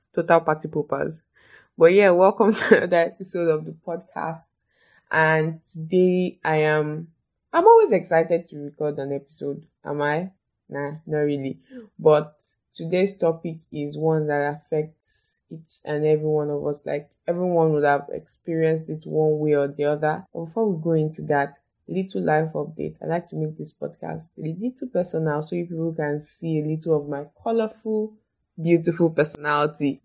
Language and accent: English; Ondo, Nigeria; I'm from Ondo State, but I've never been to Akure